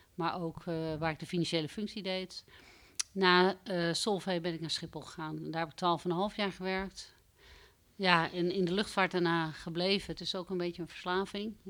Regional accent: Bussum, North Holland, Netherlands; moved away as an adult; also born or lived in Amstelveen / Groningen / Amsterdam; Ik ben eh, geboren in Amstelveen. Ik ben opgegroeid in Bussum

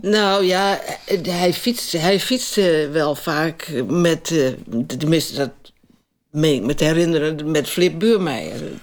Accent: Winsum, Groningen, Netherlands; En ik kwam uit Winst

